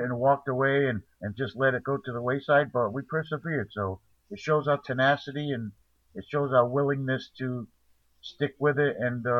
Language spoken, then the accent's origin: English; New England, United States; also born or lived in South Carolina; I mean, I come from New England. Actually, I was born in South Carolina, so, you know, it doesn't matter to me.